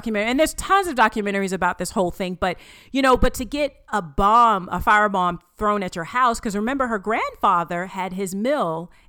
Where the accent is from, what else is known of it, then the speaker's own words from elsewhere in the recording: Southern United States, United States; accent: southern; people, because of my southern accent, they're like ….